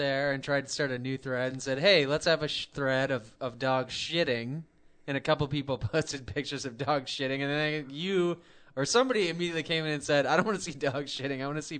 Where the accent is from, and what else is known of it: Midland, Michigan, United States; born or raised there